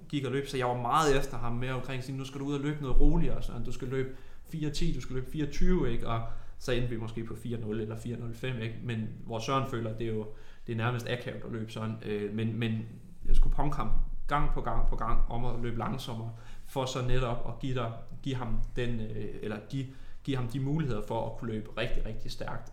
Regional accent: Tornby, North Denmark Region, Denmark; jeg er jo fra Tornby, en lille

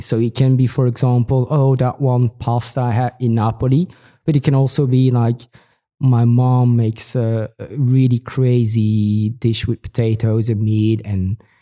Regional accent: Belgium; now in Milan, Italy; I'm, I'm from Belgium

